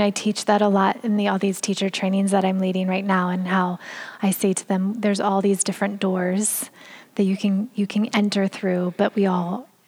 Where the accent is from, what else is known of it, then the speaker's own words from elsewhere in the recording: California, United States; also born or lived in Brooklyn, New York; now in New York, United States; I am originally from California